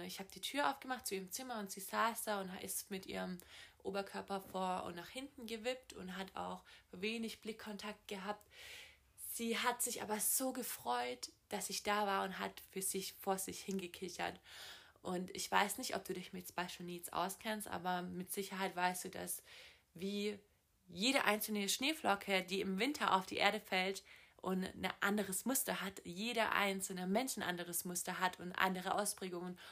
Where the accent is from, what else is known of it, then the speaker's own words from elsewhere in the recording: Southern Germany, Germany; also born or lived in Los Angeles, United States / Boston, United States; ich komme aus Süddeutschland